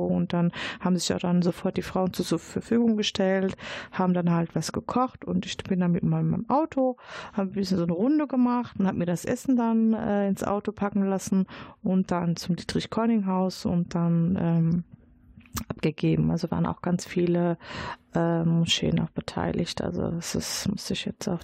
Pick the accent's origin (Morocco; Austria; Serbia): Morocco; now in Dortmund, Germany; ich bin gebürtige Marokkanerin, aber ich kann die äh, arabische Sprache nicht